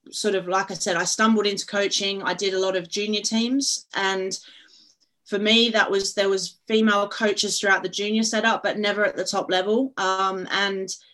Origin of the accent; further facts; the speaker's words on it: Perth, Western Australia, Australia; moved away as an adult; now in England; I'm originally from Perth, Australia, and I played there with Perth Glory for a number of years